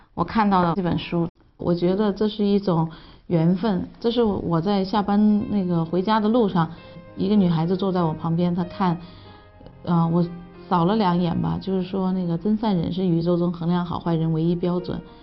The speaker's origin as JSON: {"language": "Chinese", "country": "China", "said": "我们中国人的这种传统的理念"}